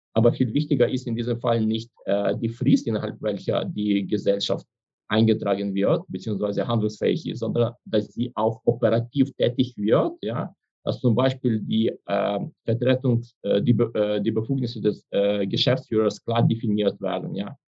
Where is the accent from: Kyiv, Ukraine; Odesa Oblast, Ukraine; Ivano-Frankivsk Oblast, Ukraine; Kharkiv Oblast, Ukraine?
Ivano-Frankivsk Oblast, Ukraine; Ivano-Frankivsk; German is a second language; meine Heimatstadt Ivano-Frankivsk